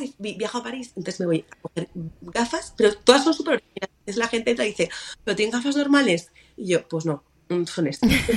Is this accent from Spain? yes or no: yes; Mallorca, Balearic Islands, Spain; now in Madrid, Spain; yo soy mallorquina